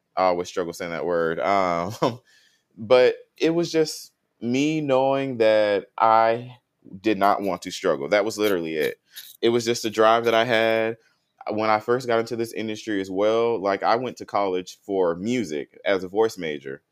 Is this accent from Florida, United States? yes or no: yes; Tallahassee, Florida, United States; moved away as an adult; now in Houston, United States; North Florida, I came from Tallahassee, Florida.